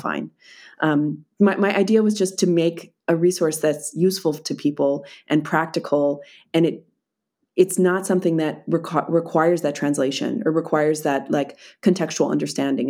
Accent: Philadelphia, Pennsylvania, United States; moved away as an adult; now in Berlin, Germany; I have been living in, uh, in Berlin for the last six, six years, but I'm originally from Philadelphia.

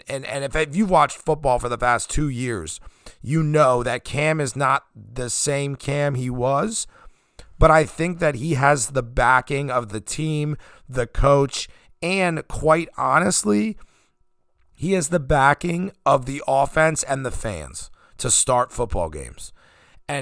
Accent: Pennsylvania, United States; I'm from Pennsylvania

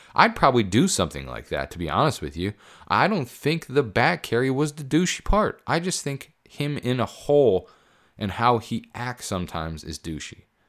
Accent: Pennsylvania, United States; moved away; I, I grew up in Pennsylvania. I spent a good portion of my life there.

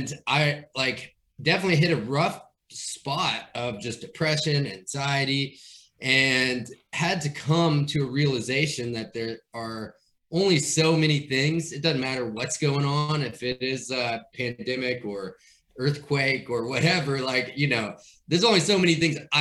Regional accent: Bowling Green, Kentucky, United States; now in Nashville, United States; I'm originally from Kentucky, right? So yeah. Bowling Green, outside of there, my family has a farm

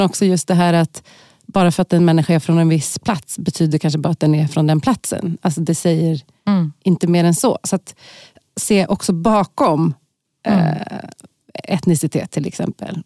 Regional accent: Stockholm, Stockholm County, Sweden; i Tensta och Kista, där jag har vuxit upp

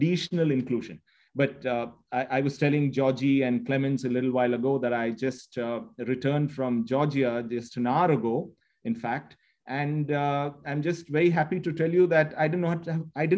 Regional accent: India; moved away as an adult; now in United Arab Emirates; I'm Indian at heart, but an Emirati in the mind.

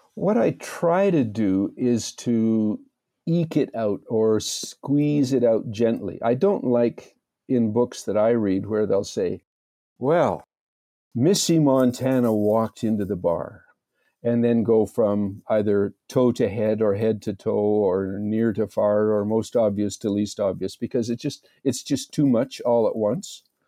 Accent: Red Deer, Alberta, Canada; I'm a good Canadian boy, born and raised in Red Deer

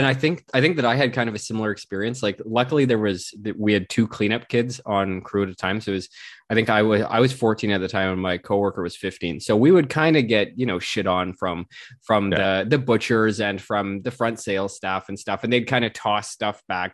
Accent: West Coast, Canada; I'm from the West Coast

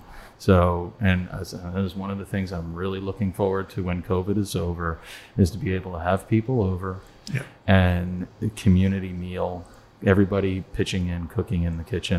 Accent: Northeast, United States; now in Florida, United States; I'm originally from the Northeast

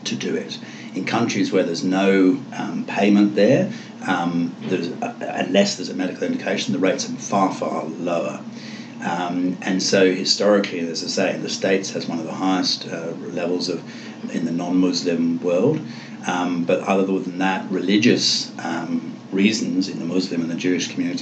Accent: England, United Kingdom; moved away; I come from England.

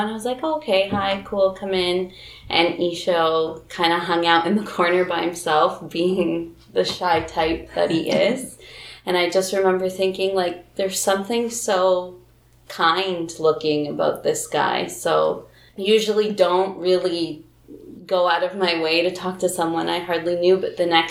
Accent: Guatemala; I am Guatemalan

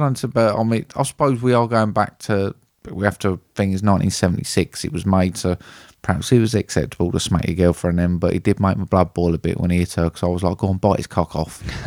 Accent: United Kingdom; being British

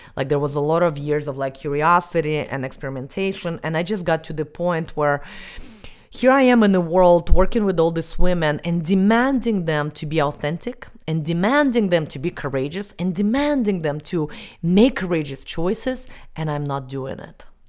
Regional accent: Estonia; moved away as an adult; I was eleven years old and I grew up in Estonia.

